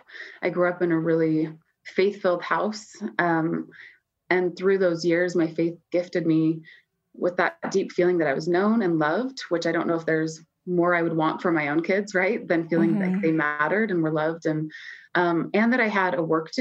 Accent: Utah, United States; moved away as an adult; also born or lived in New York City; I'm living in New York and I come from Utah

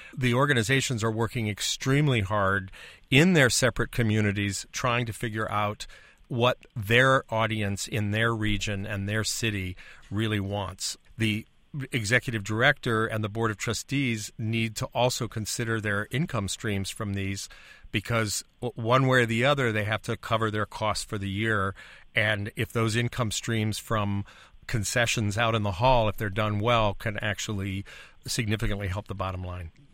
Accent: Illinois, United States; I come from Illinois, where we currently have eighty-five billion dollars in unfunded pensions in our state.

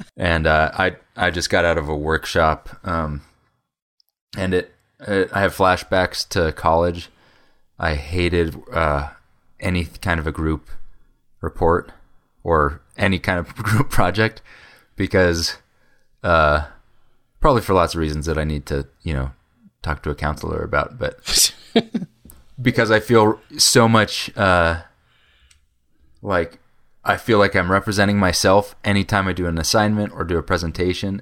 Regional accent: Fort Collins, Colorado, United States; moved away as an adult; also born or lived in Oklahoma; I grew up in Fort Collins also

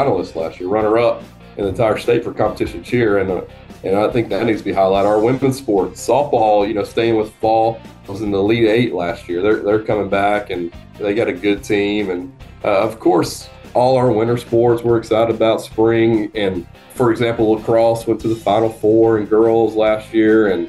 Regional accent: North Georgia, United States; I grew up in North Georgia, which is a smaller area

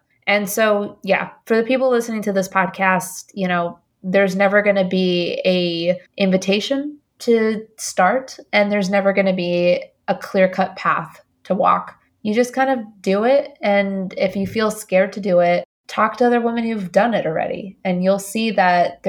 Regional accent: Colombia; also born or lived in Indiana / New York; now in United States; I'm an immigrant from Colombia.

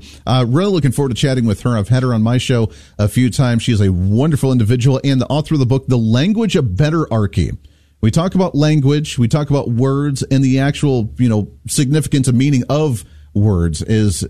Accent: Ohio, United States; growing up in Ohio in that area

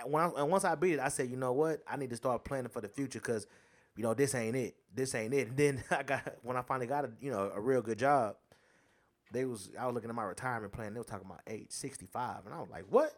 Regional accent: United States; I'm American

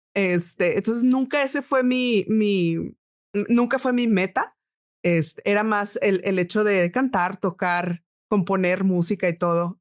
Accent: Monterrey, Nuevo León, Mexico; also born or lived in Boston, United States; nací en Monterrey y aquí tomé clases particulares de música

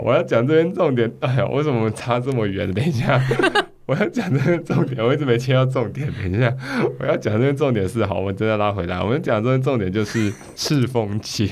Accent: Taipei, Taiwan; 身为一个台湾人

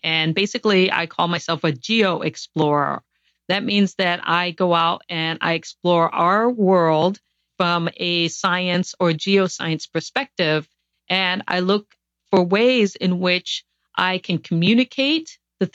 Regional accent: Guam; born there; I was born on Guam because my father worked for a NASA contractor during the Apollo missions.

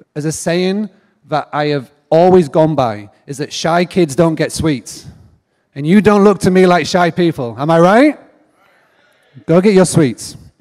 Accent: England, United Kingdom; accent: English; also born or lived in Nashville, Tennessee, United States; I grew up in a farmstay bed and breakfast in the middle of nowhere in England

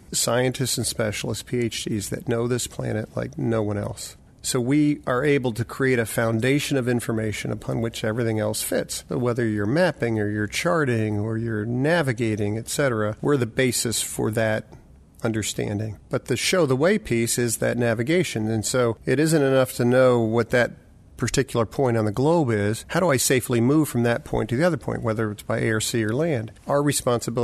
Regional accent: United States; I'm an American male

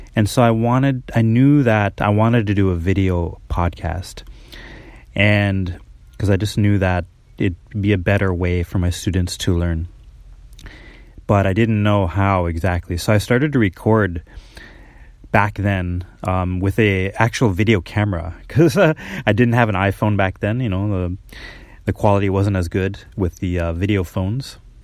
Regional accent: Minneapolis, Minnesota, United States; moved away as an adult; now in Japan; I'm from Minnesota, Minneapolis, uh, Minnesota originally

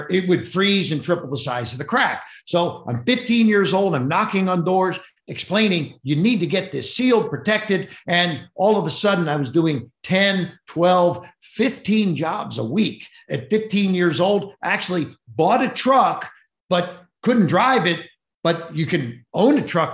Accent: Cincinnati, Ohio, United States; I grew up in Cincinnati, Ohio, one of six kids

